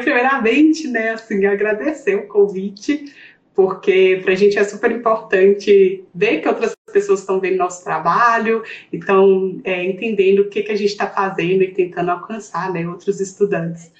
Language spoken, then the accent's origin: Portuguese; interior of Minas Gerais, Brazil; accent: mineira; moved away as an adult; nós duas somos do interior de Minas